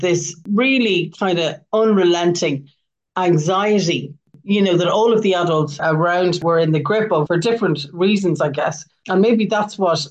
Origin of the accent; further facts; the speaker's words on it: Belfast, Northern Ireland, United Kingdom; now in Ireland; I was born in 1967 in Belfast and grew up on the outskirts of the city where my family had a pub